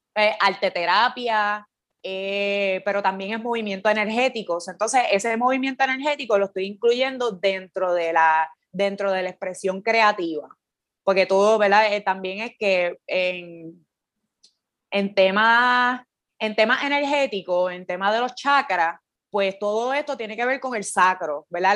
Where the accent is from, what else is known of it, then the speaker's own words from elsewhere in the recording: Patillas, Puerto Rico; moved away as an adult; also born or lived in Cayey / Old San Juan; now in San Juan, Puerto Rico; soy de Patilla, estudié en Calle